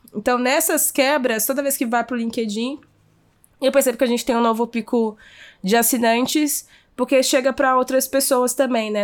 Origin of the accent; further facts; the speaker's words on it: Minas Gerais, Brazil; como boa mineira